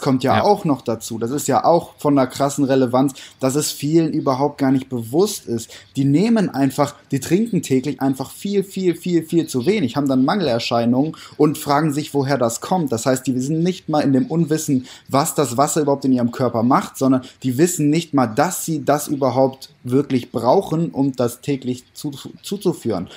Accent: Düsseldorf, North Rhine-Westphalia, Germany; Ich bin 25 Jahre jung aus Düsseldorf

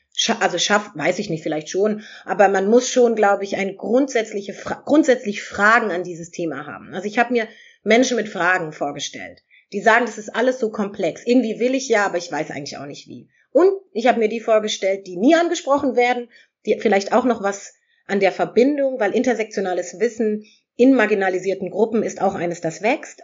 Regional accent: Germany; hier in Europa geboren, in Deutschland geboren zu sein

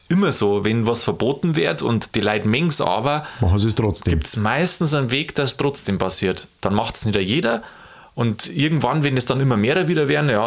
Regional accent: Bavaria, Germany; In Berlin zünden sie Stodo, bei uns in Bayern

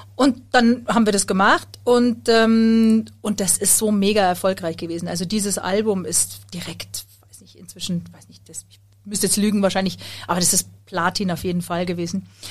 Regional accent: Munich, Bavaria, Germany; ich bin Sängerin und ich komme aus München

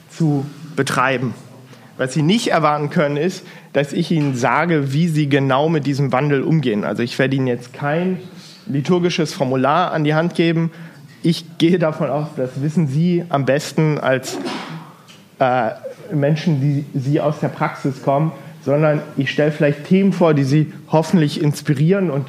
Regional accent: Hildesheim, Lower Saxony, Germany; also born or lived in Bergisch Gladbach; now in Erfurt, Germany; Ich komme aus dem Bistum Hildesheim, bin da aufgewachsen, geboren bin ich in Bergisch Gladbach, also ganz im Westen von Deutschland. Ähm, in Hildesheim bin ich vor allem geprägt durch die Diaspora, wohne aber die letzten zehn Jahre hier in Erfurt

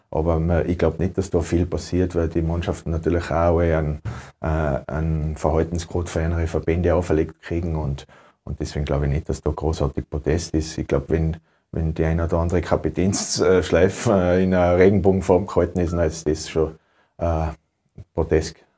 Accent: Tyrol, Austria; Ich bin in Tirol zu Hause, äh, Tirol ist mein Heimatland, ich liebe das Land über alles

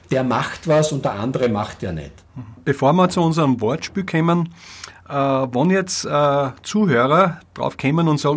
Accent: Styria, Austria; Persönlich muss ich sagen, von Steirer zu Steirer bin ich sehr stolz, dass du als Grazer in Deutschland draußen äh, wichtige Projekte koordinierst.

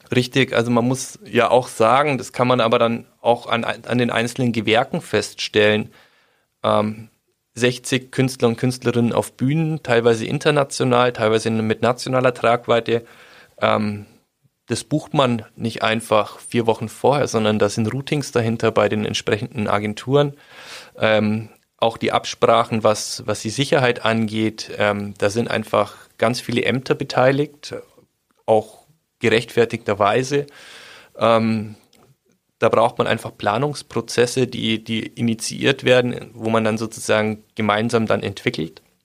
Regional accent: Schwabmünchen, Bavaria, Germany; bei uns in Schwabmünchen

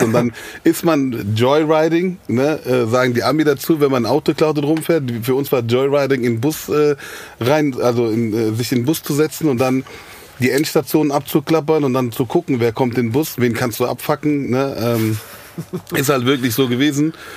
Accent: Frankfurt, Hesse, Germany; also born or lived in Griesheim, Frankfurt; eigentlich bin ich äh, gebürtiger Sachsenhausener. Ich bin, ah. habe meine Kindheit in Sachsenhausen verbracht

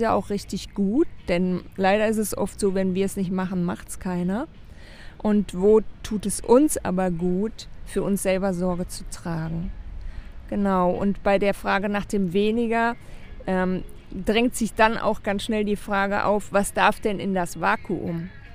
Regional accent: Germany; als Deutscher sowieso

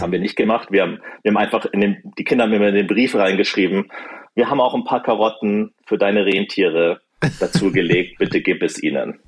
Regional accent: Germany; moved away as an adult; now in United States; bei uns in Deutschland

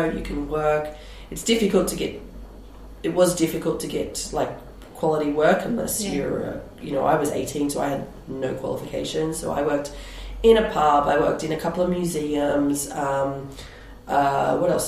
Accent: Sydney, New South Wales, Australia; moved away as an adult; also born or lived in England; now in Switzerland; I'm from Sydney

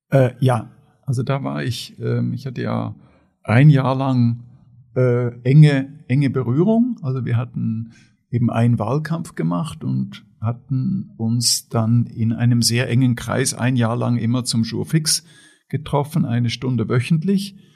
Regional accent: Switzerland; ich komme aus der Schweiz, ja. also aus einem wohlhabenden demokratischen Land in Mitteleuropa, bin in einer wohlhabenden, aber sehr bescheidenen Familie aufgewachsen.

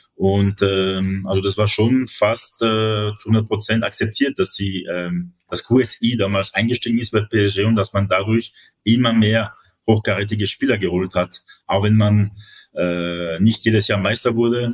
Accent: France; das sage ich als Franzose

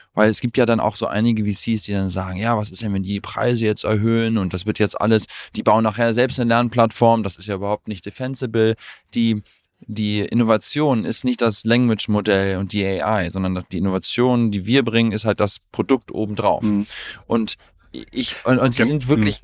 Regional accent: Germany; wir sind beide durchs deutsche Bildungssystem gegangen. Also mein Co-Founder und ich, wir sind beide Deutsche

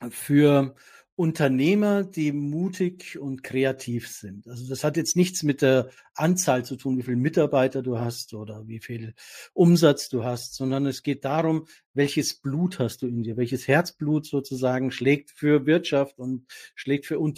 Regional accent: Austria; Küss die Hand, Dominik, wir als Österreicher, wir können das ja dann

